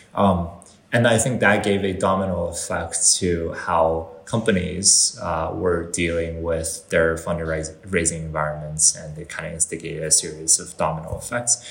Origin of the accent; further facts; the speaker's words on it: Canada; so I'm, I'm Canadian uh, when it comes to like where I grew up and where I, I was, uh, you know, raised